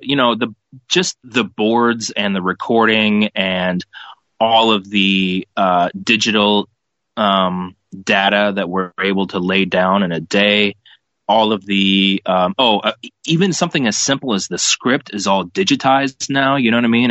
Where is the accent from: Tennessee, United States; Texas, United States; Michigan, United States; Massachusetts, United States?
Texas, United States; moved away; my uh, background when I was a kid growing up in Texas